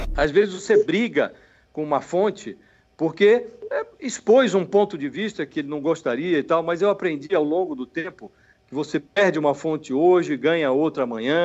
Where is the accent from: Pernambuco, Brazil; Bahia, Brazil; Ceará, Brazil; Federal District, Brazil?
Federal District, Brazil; Brasília; also born or lived in São Paulo; eu vim para Brasília, eu nasci em São Paulo, Vim para Brasília com seis anos